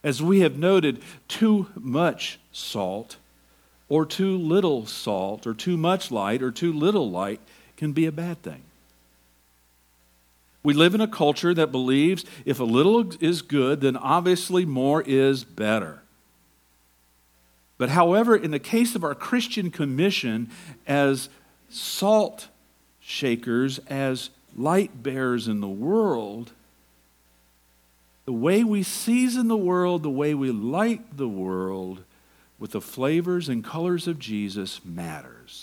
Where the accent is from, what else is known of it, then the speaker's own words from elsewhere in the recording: Georgia, United States; moved away; also born or lived in Tacoma; I'm from Georgia